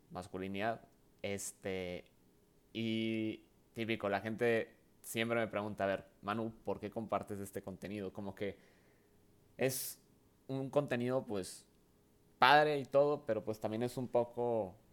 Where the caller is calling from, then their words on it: Saltillo, Coahuila, Mexico; no, pues aquí andamos desde Saltillo, ¿eh? este, aquí grabando, aunque pues no estamos eh, pues allá en Ciudad de México, pero pues aquí echándole ganas aquí eh, desde Saltillo.